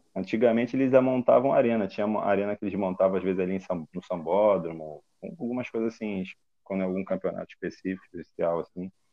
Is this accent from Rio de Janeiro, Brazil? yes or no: yes; Rio de Janeiro, Brazil; also born or lived in Rondônia; eu sou natural aqui do Rio